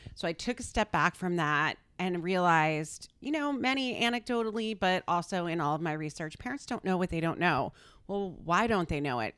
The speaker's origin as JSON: {"language": "English", "region": "Connecticut", "country": "United States", "tie": "born or raised there", "also_born_or_lived": "Darien, Connecticut", "said": "I grew up in Connecticut, so I've been here a very long time"}